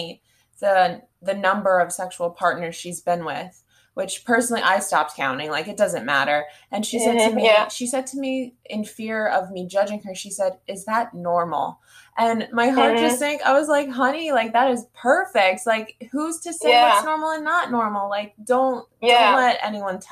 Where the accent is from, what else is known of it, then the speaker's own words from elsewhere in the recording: United States; I am from the States